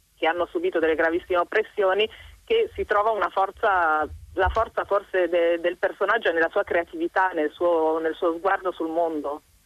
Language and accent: Italian; Bolzano, Trentino-Alto Adige, Italy; io per fortuna conosco un po' di tedesco perché vengo da Bolzano